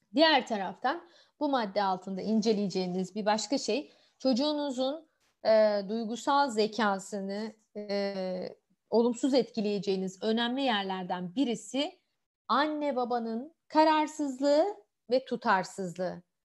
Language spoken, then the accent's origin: Turkish; Malatya, Turkey; Ben kendim Malatyalıyım